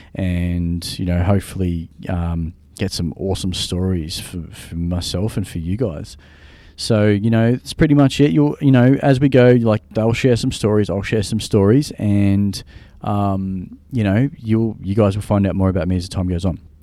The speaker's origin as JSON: {"language": "English", "country": "Australia", "said": "I'm from Australia."}